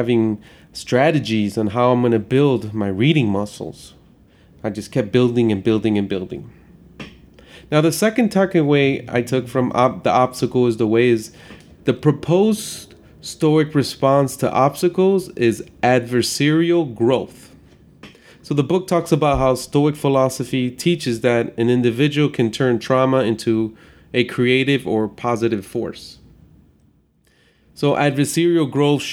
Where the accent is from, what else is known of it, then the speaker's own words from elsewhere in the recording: Chicago, Illinois, United States; I grew up in Chicago